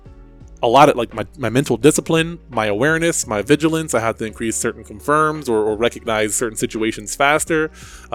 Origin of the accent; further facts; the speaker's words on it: New Jersey, United States; I grew up in New Jersey